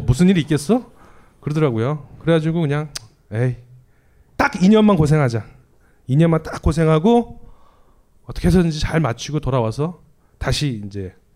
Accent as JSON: {"language": "Korean", "region": "Seoul", "country": "South Korea", "tie": "born or raised there", "said": "제가 그 강남 출신이에요. 서울고등학교 나왔거든요. 서초동에 있어요"}